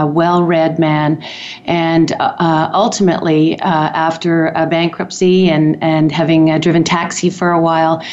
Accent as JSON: {"language": "English", "town": "Toronto", "region": "Ontario", "country": "Canada", "tie": "born or raised there", "moved": "as an adult", "lives_now": "Calgary, Canada", "said": "I was born in Toronto and raised in actually Canada's first planned community, which is interesting given my history in urban planning. Community called Don Mills"}